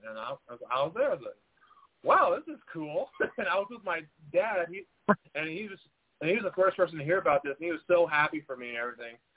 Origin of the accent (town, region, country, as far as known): San Angelo, Texas, United States; born or raised there; also born or lived in Dallas, Texas